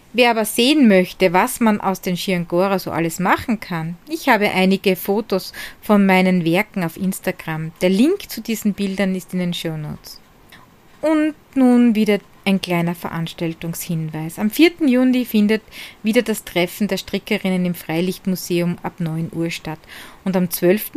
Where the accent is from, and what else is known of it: Hart bei Graz, Styria, Austria